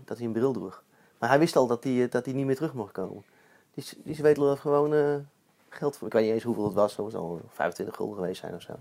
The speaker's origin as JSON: {"language": "Dutch", "town": "Eindhoven", "region": "North Brabant", "country": "Netherlands", "said": "ik kom zelf van Eindhoven."}